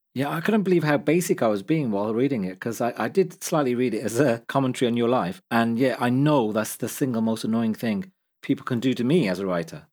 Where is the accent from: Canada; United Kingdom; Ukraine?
United Kingdom; Midlands; I'm a journalist and author originally from the Midlands